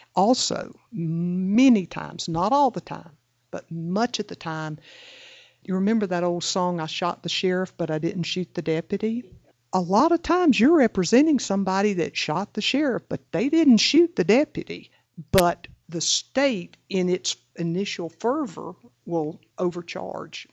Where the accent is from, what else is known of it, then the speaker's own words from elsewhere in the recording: the Deep South, Florida, United States; I was raised in the Deep South